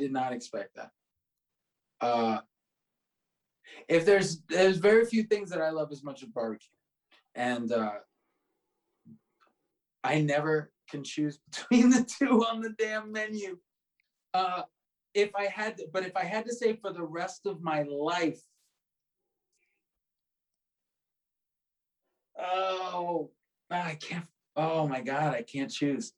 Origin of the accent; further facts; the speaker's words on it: South Florida, United States; I grew up in South Florida